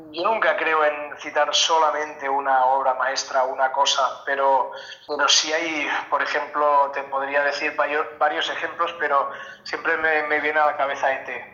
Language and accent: Spanish; Catalonia, Spain; en mi pueblo se pues había una copla, se tocaban muchas sardanas